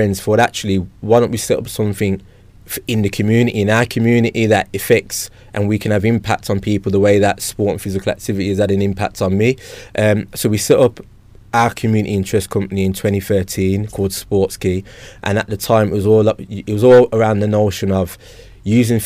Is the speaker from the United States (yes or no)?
no; Birmingham, West Midlands, United Kingdom; growing up in Handsworth